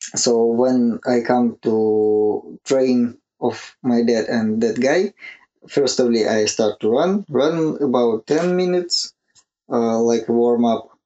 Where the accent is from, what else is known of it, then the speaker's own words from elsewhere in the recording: Yekaterinburg, Sverdlovsk Oblast, Russia; English is a second language; It's about 500 kilometers from my hometown